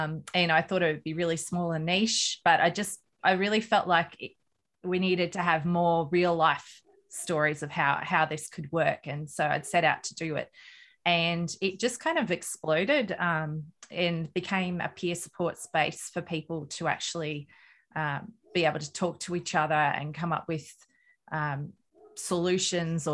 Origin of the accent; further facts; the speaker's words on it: Australia; I'm an Australian mum of three children.